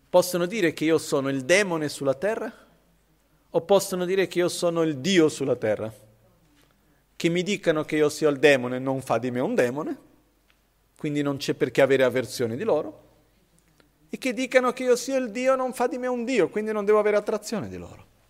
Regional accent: India; Io son cresciuto così in India

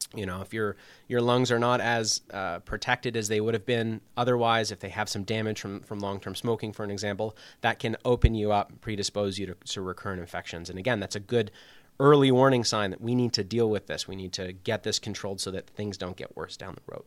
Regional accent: Toronto, Ontario, Canada; moved away as an adult; also born or lived in Montreal / Chicago; now in Waterbury, United States; I'm from Canada originally. Um, I did my undergrad in Montreal, but I'm from the Toronto area

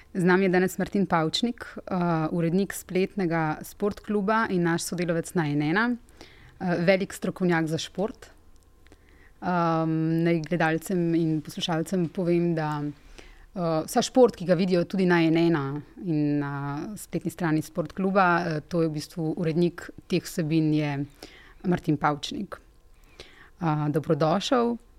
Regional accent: Slovenia

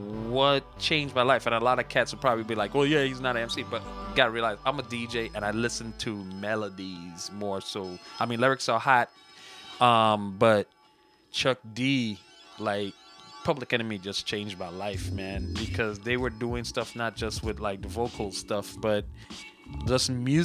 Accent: U.S. Virgin Islands; You know, the funny thing is because I'm from the Virgin Islands and like my house like was one of the first houses to ever have an Atari.

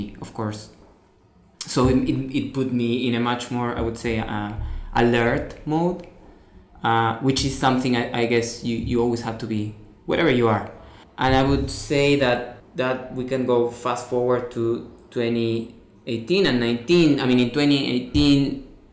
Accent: Rosario, Santa Fe, Argentina; I'm an artist from Argentina, from a city called Rosario.

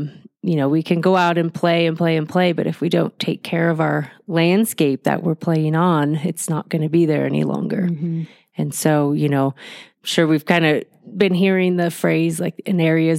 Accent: Southern California, United States; moved away as an adult; also born or lived in Chico, California; now in Mammoth Lakes, United States; growing up in Southern California

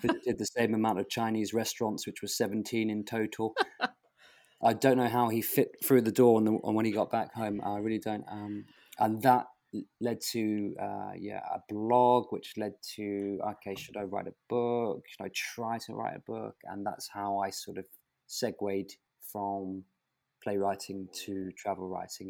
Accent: Portsmouth, South East England, United Kingdom; moved away as an adult; also born or lived in London; I was desperate to leave my hometown, which was Portsmouth on the south coast of England in the county of Hampshire

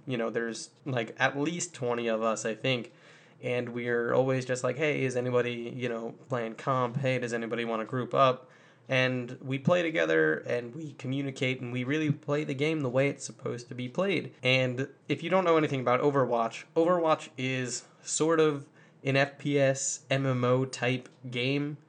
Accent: Long Island, New York, United States; now in North Carolina, United States; I grew up on Long Island

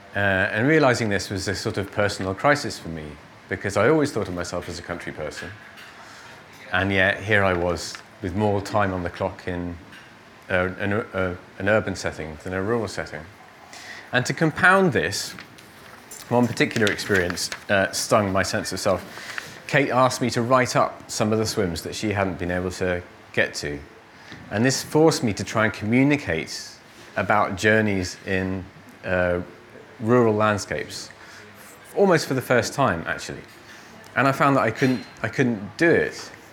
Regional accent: Cornwall, South West England, United Kingdom; my childhood in Cornwall

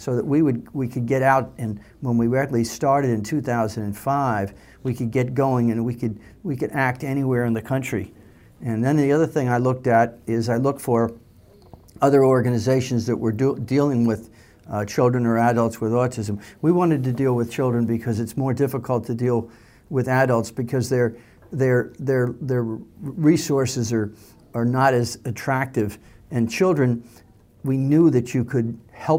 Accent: Long Island, New York, United States; I grew up in the New York area on Long Island

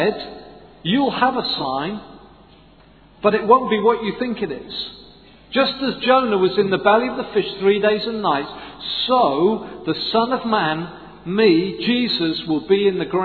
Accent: Swansea, Wales, United Kingdom; I'm from Swansea

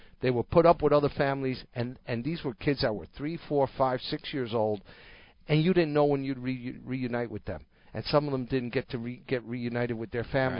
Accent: New York City, New York, United States; I'm a first-generation American. I was born in New York City. My parents actually met here, both of them of Cuban descent.

